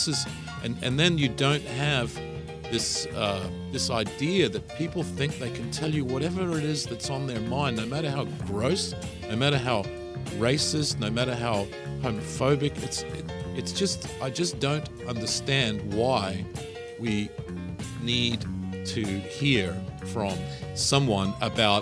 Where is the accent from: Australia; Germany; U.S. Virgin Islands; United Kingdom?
Australia; now in United States; I'm from Australia